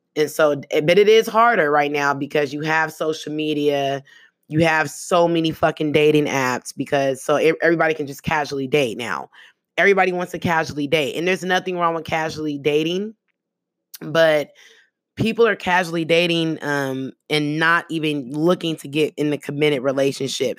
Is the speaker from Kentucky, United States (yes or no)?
no; the Bay Area, California, United States; first language American Sign Language; English is a second language; I got partners that, that I grew up with in the Bay, um, out there in the town